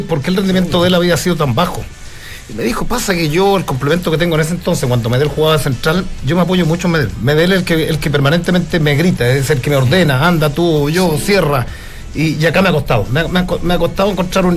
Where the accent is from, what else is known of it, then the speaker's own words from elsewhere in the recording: Chile; nosotros como chilenos